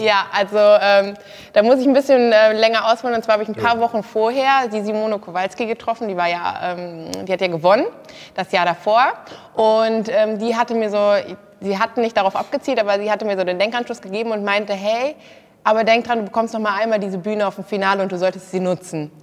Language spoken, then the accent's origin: German; Kassel, Hesse, Germany; Ich komme aus Kassel, bin auch 24